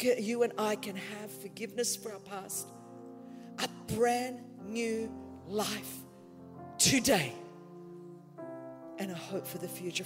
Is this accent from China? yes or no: no; Australia; I'm Australian